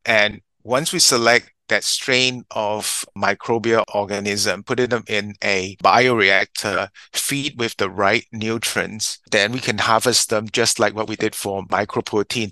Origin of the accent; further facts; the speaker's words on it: Singapore; also born or lived in United States; I was born in Singapore, educated here, and in the US.